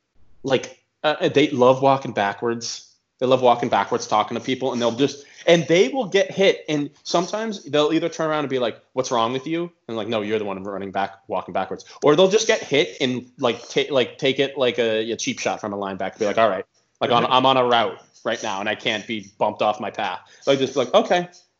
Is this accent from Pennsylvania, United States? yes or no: no; Arkansas, United States; I'm from Arkansas.